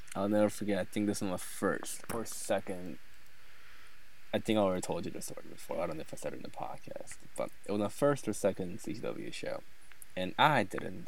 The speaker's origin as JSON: {"language": "English", "country": "South Korea", "moved": "yes", "lives_now": "United States", "said": "I am an immigrant from South Korea. I don't have a citizenship yet."}